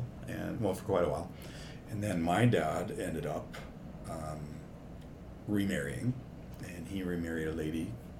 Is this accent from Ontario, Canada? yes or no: no; Saskatoon, Saskatchewan, Canada; also born or lived in Vancouver / Kelowna / Kyle; now in North Battleford, Canada; We moved to Saskatoon from Vancouver